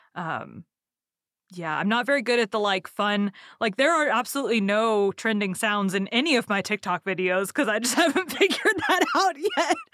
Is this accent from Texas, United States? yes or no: yes; Texas, United States; I'm from Texas and I can't even do a good Southern accent